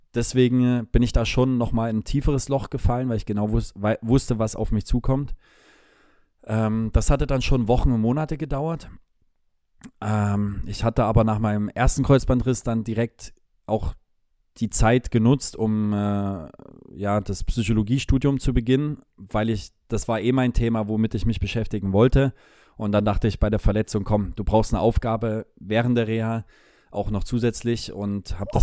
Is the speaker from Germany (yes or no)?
yes; Leipzig, Saxony, Germany; moved away as an adult; also born or lived in Munich; ich liebe diese Stadt, meine Heimatstadt